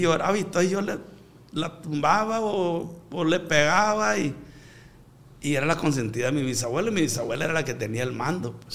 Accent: Culiacán, Sinaloa, Mexico; Pues soy de un ranchito pago Culiacán, pero ahora soy de Culiacán porque Culiacán llegó hasta este rancho

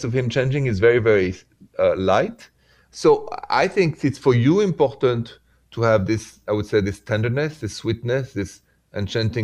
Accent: France; accent: French; English is a second language; moved away as an adult; now in United States; my accent is from France, and I am now in the States for the last 22 years, and a proud American citizen.

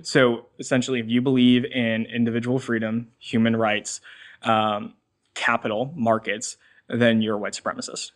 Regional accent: Swampscott, Massachusetts, United States; I'm from Swampscott, Massachusetts

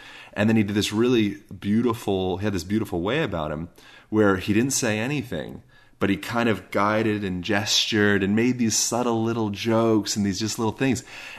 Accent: Spain; English is a second language; I'm like, I'm from Spain. I promise I'm not from the United States, you know, but going into that environment where, okay, everything is so different. No one is speaking my native language.

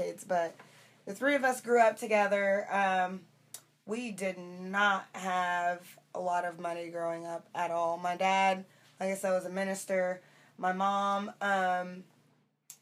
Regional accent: Muncie, Indiana, United States; moved away; I'm from Muncie, Indiana, originally.

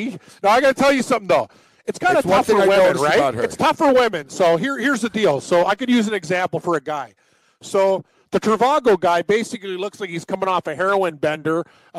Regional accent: Houston, Texas, United States; born there; also born or lived in New York; I was born in Houston. Yeah, born in Houston. And a lot of time between New York and Houston.

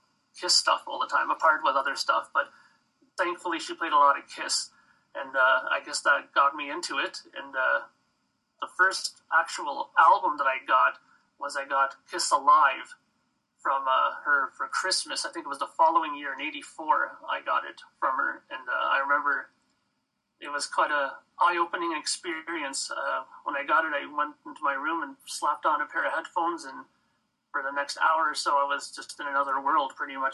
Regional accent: Toronto, Ontario, Canada; now in Brampton, Canada; I'm from Toronto

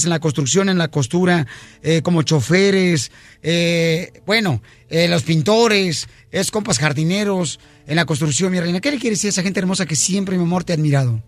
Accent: Mexico; now in United States; somos mexicanos

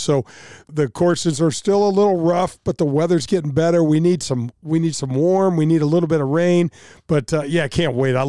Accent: St. Louis, Missouri, United States; also born or lived in Los Angeles, California; I was this kid from North County Hood.

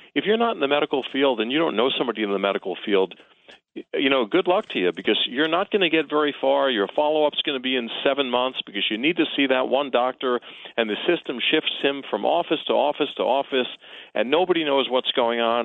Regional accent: New York City, New York, United States; I am born and raised in Queens

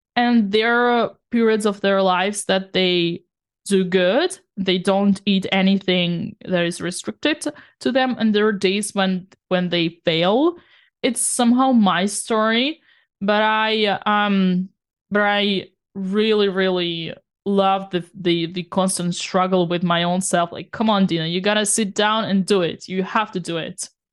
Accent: Saint Petersburg, Russia; now in France; the kind of the same neighborhood where I come from

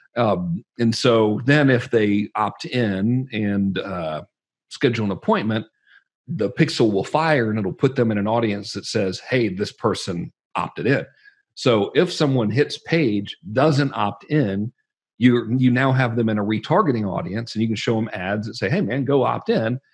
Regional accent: Georgia, United States; I'm from Georgia

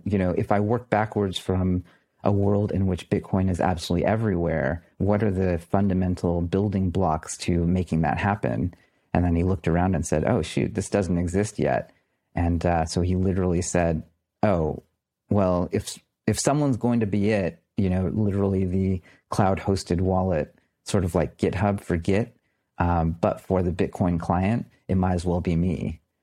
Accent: United States; I'm an American.

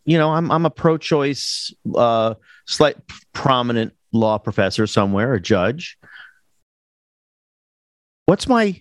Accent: Hollywood, California, United States; Yeah, well, me too. I'm from Hollywood. I agree.

